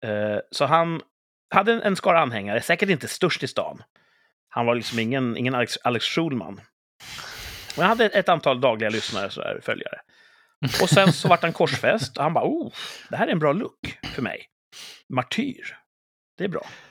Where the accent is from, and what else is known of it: Sweden